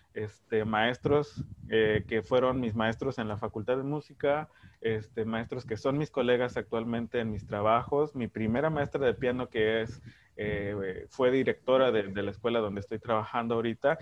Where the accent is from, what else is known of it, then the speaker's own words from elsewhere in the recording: Veracruz, Mexico; soy del CIMI, soy de Veracruz